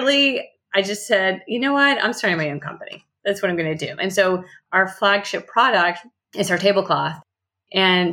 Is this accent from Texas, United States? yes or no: no; New Orleans, Louisiana, United States; moved away as an adult; also born or lived in Boulder, Colorado; now in Los Angeles, United States; moved back home to New Orleans